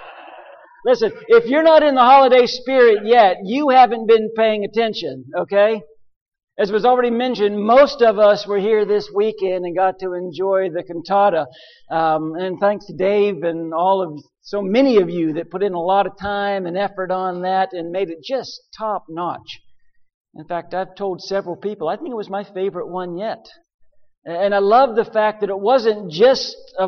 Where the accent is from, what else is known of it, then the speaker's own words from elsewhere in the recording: western Pennsylvania, United States; moved away; That's my home that I grew up in western Pennsylvania